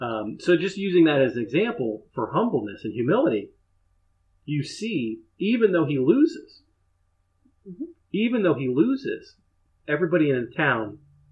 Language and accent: English; Upper Arlington, Ohio, United States; I grew up in Upper Arlington, and that's where Jack Nicklaus is from.